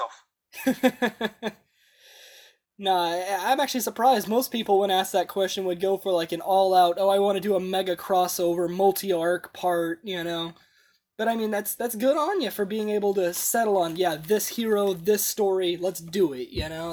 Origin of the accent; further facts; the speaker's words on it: United States; as an American